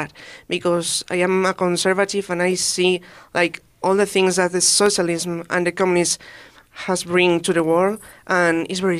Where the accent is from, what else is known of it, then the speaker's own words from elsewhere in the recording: Madrid, Community of Madrid, Spain; I am 20, and I came from Madrid, the capital of Spain.